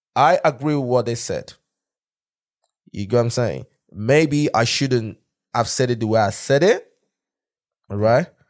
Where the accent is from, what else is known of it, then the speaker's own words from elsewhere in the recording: Nigeria; moved away; being a Nigerian